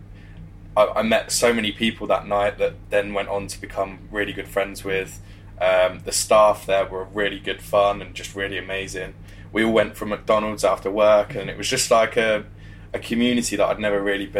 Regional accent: the Midlands, England, United Kingdom; also born or lived in West London / Leicester; So I was born over in West London, but when I was quite young my parents split up and me and my mum moved to the Midlands to just be closer to family

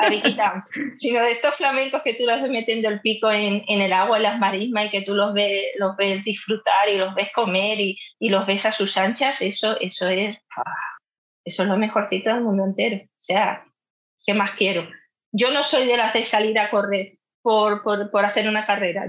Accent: Madrid, Community of Madrid, Spain; moved away; yo soy de Madrid

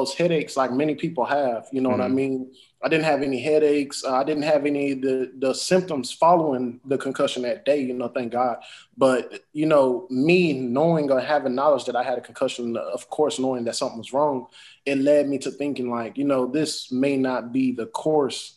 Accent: Huntsville, Texas, United States; now in Houston, United States; I am from Huntsville, Texas. That is a smaller town than Houston, of course, but it is a great town in heart. I definitely, I believe that I got my roots from there, my initial beginnings, learning who I am, development of myself from there

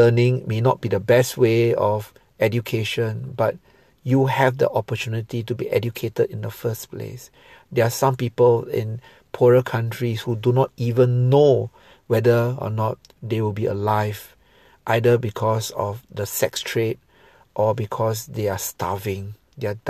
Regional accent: Singapore; I'm a Singaporean Chinese

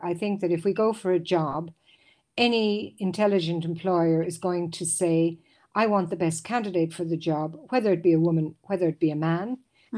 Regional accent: Ireland; moved away as an adult; now in Switzerland; back in my home country in Ireland

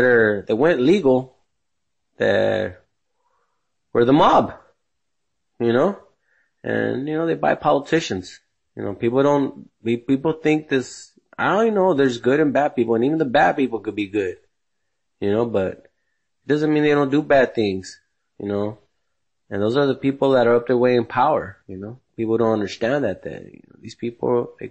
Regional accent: United States; American born here in USA

